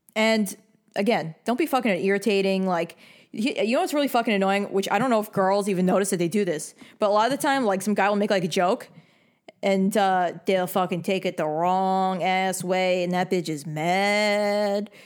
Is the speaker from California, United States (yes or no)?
no; New York, United States; I'm from New York